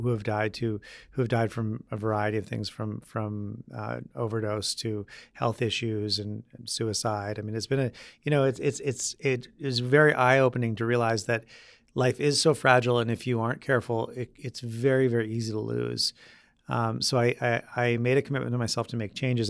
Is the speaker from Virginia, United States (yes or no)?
no; Vermont, United States; moved away as an adult; also born or lived in Michigan / Spain; now in New York, United States; growing up in Vermont, there weren't a whole lot of, um, summer job options